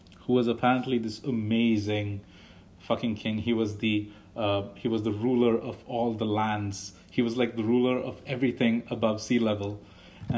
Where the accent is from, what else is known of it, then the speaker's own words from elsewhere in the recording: India; as an Indian